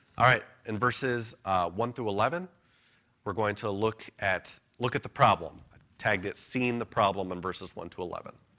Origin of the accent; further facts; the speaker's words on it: United States; as American citizens